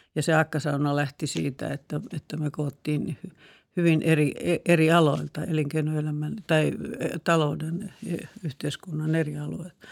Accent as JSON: {"language": "Finnish", "town": "Karkkila", "region": "Uusimaa", "country": "Finland", "tie": "born or raised there", "said": "oli lukiossa mun kanssa Karkkilassa – kun on maalta kotoisin se Karkkilan ympäristö"}